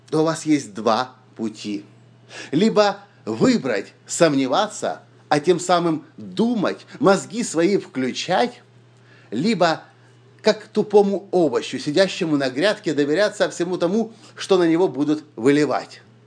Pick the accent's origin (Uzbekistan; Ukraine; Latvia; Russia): Ukraine; я из Украины